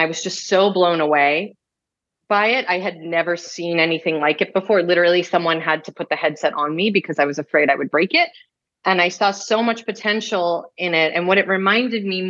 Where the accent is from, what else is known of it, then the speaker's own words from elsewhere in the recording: New York, United States; growing up in New York